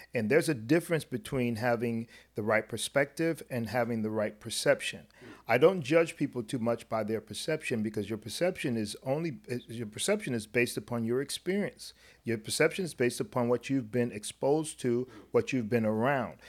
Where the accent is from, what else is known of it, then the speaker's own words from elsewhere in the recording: South Florida, United States; the experience as a black kid growing up in South Florida